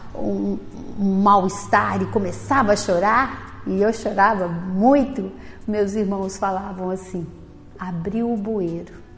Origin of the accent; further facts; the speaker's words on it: interior of Minas Gerais, Brazil; moved away; na minha infância, eu vim de uma família grande, eu tenho nove irmãos, vim do interior de Minas